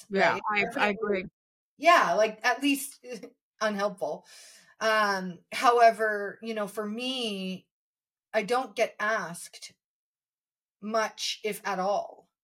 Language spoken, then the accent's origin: English; Indonesia; when I was living in Indonesia, because we grew up in Indonesia in the 90s, um, and then I moved back as a 25 year old to Jakarta.